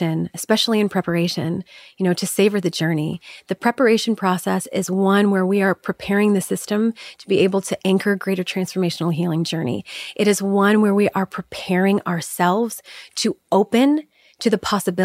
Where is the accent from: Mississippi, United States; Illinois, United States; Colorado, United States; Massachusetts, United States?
Illinois, United States; Chicago; I grew up in Chicago. I grew up in the Midwest.